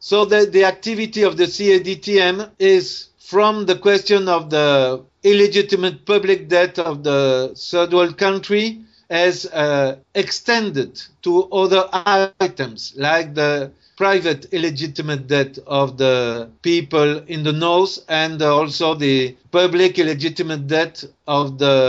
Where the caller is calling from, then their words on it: Tunisia; or here in Tunisia, because I am speaking from Tunisia now